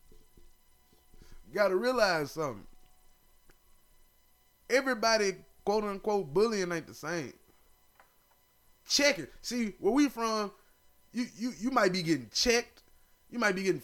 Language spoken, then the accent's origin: English; Tennessee, United States; my state, my home state of Tennessee